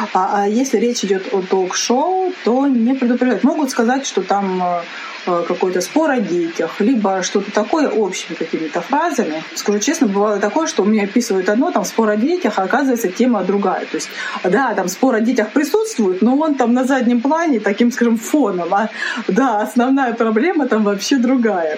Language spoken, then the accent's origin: Russian; Rostov Oblast, Russia; now in Moscow, Russia; я сама из Ростовской области, для тех, кто не знает. И, соответственно, у меня есть определенный акцент